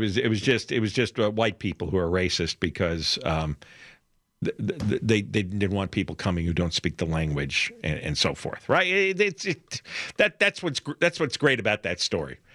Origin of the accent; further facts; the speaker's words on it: New York area, United States; now in Los Angeles, United States; you and I grew up in New York, right? or in the New York area